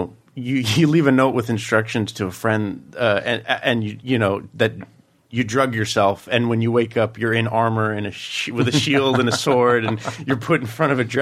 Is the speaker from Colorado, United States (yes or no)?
yes; Colorado, United States; I grew up in Colorado with my mother